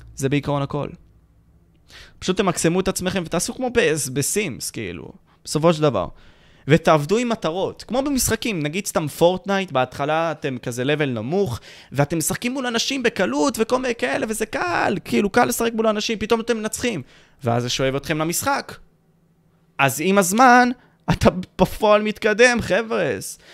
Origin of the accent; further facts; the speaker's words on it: Ashkelon, Southern District, Israel; אני מאשקלון